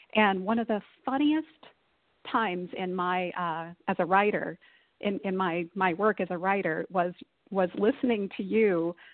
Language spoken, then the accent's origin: English; Texas, United States; now in Pacific Northwest, United States; where I grew up in Texas